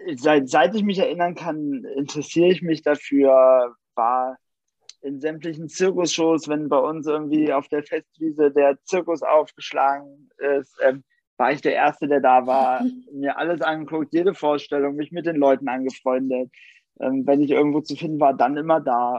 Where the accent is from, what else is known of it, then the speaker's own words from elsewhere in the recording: Nienburg, Germany; bei uns in Nienburg